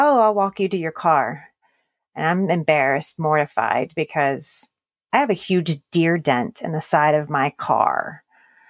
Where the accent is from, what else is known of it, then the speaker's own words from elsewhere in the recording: Baltimore, Maryland, United States; moved away as an adult; now in Texas, United States; I'm originally from Baltimore, Maryland, and that is where I grew up and spent most of even my adult life. It wasn't until 6 years ago that we moved to Texas, where we live now.